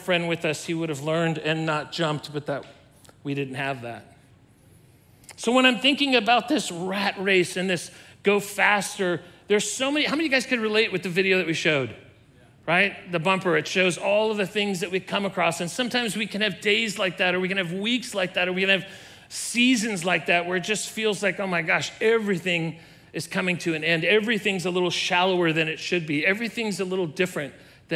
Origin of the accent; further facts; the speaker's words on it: Southern California, United States; I was a youth and I was growing up in Southern California